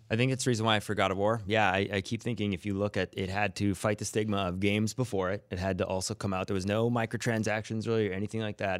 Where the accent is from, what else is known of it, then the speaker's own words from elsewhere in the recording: Canada; I'm Canadian